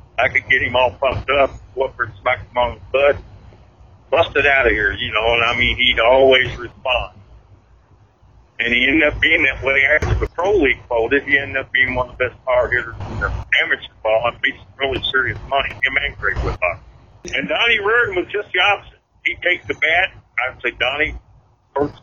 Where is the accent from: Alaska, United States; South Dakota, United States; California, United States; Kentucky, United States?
Kentucky, United States; Louisville; I grew up in the South End, I grew up off of New Cut Road